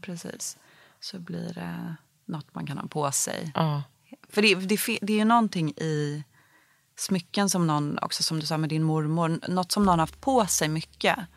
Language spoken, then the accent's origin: Swedish; Stockholm, Stockholm County, Sweden; jag växte upp i Bromma